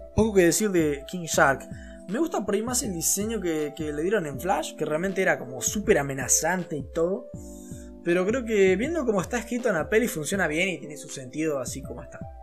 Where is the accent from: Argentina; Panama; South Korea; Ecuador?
Argentina